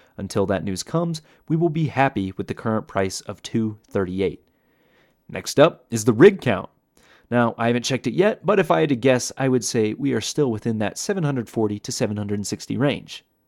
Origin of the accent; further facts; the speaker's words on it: Iowa, United States; moved away; growing up in Iowa